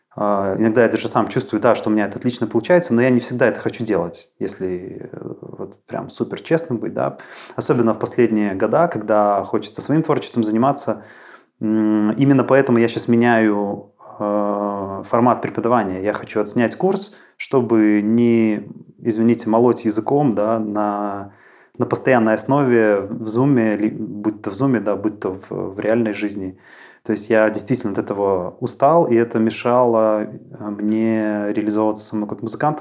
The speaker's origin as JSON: {"language": "Russian", "town": "Mozyr", "region": "Gomel Region", "country": "Belarus", "tie": "born or raised there", "moved": "as an adult", "lives_now": "Minsk, Belarus", "said": "я родом из Мозыря, и в Минск я переезжал вот, э, примерно десять лет назад"}